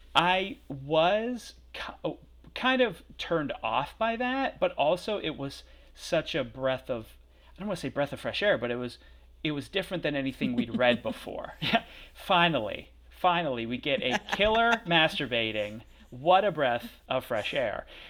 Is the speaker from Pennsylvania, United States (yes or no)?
yes; Pennsylvania, United States; also born or lived in outside Philadelphia; I'm from Pennsylvania